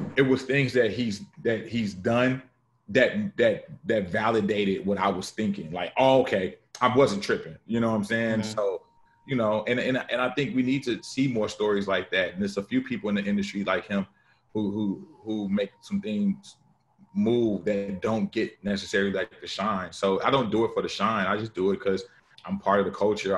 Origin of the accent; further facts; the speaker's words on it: Chicago, Illinois, United States; I'm from Chicago